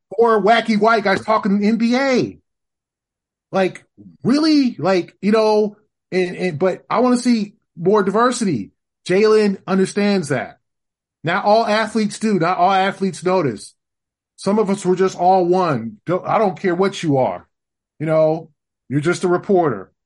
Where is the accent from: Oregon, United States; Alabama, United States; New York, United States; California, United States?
California, United States; Los Angeles; now in Boston, United States; born and raised in Los Angeles